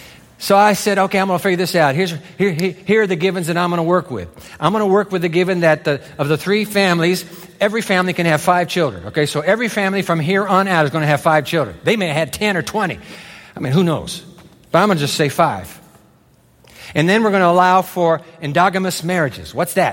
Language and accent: English; Japan; I grew up in Japan, and the Japanese use the 10,000 Chinese characters